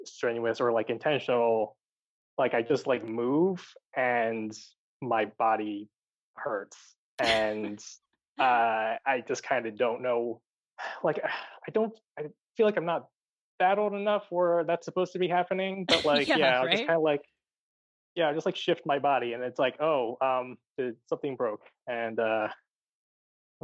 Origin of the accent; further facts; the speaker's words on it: Maryland, United States; now in Los Angeles, United States; I'm from Maryland